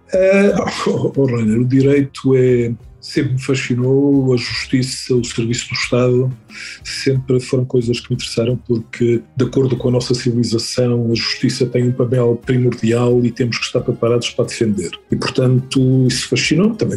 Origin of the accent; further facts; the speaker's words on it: Figueira da Foz, Centro, Portugal; moved away as an adult; also born or lived in Coimbra / Angola; now in Caracas, Venezuela; fiz praticamente toda a minha juventude na Figueira da Foz, fiz lá o liceu